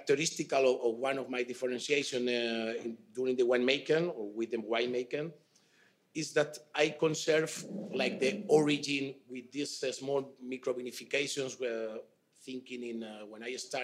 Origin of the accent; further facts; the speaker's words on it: Toro, Castile and León, Spain; English is a second language; I am from Toro